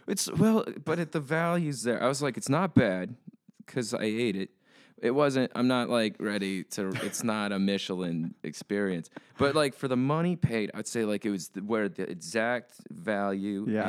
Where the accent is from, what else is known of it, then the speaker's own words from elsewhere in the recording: New Mexico, United States; moved away as an adult; I grew up in New Mexico